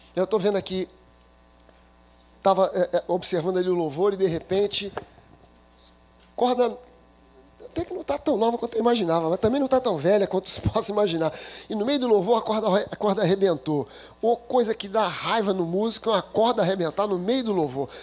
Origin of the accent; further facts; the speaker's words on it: Rio de Janeiro, Brazil; a minha infância eu fui morador da Tijuca. Eu sou carioca da gema